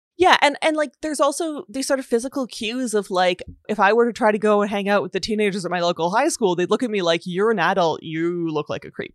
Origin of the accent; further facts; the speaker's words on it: Canada; I'm Canadian